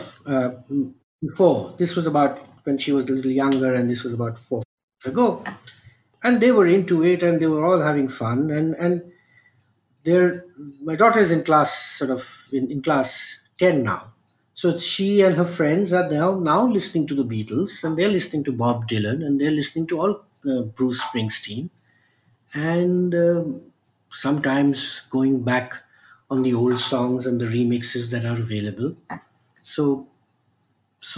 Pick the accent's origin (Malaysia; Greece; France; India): India; Kolkata, West Bengal; born and brought up in Calcutta